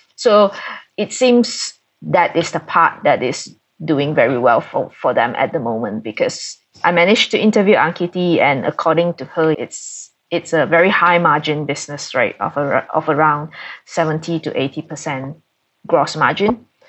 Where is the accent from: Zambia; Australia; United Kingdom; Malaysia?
Malaysia; being a Malaysian and based here in Kuala Lumpur